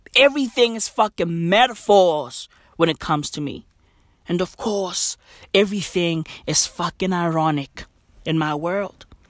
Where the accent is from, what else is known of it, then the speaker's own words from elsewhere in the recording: South Africa; I'm from South Africa